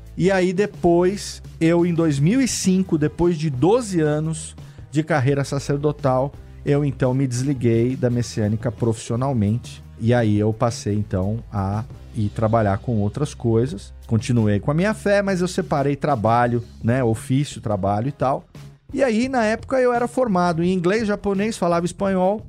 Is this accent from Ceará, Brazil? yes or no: no; Serra Negra, São Paulo, Brazil; moved away as an adult; also born or lived in São Bernardo do Campo / Japan; Eu sou de Serra Negra, uma cidade pequena no interior de São Paulo, que tem 25 mil habitantes